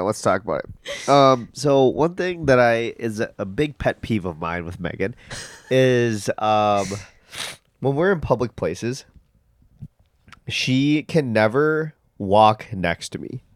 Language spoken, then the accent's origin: English; United States; we're American